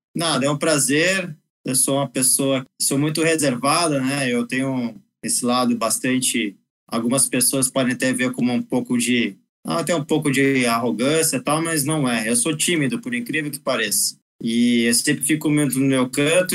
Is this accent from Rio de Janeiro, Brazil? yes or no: yes; Rio de Janeiro, Brazil; ia nessas pistas de motocross lá no Rio de Janeiro, eu sou carioca